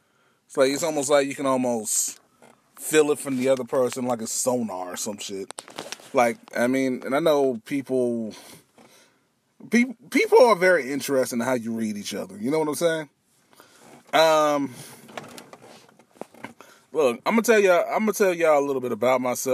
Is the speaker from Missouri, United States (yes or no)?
yes; Missouri, United States; also born or lived in Twentynine Palms, California / Michigan / Kansas City; I am originally here from Missouri. I've been here in Missouri for 21 years. I wasn't actually born here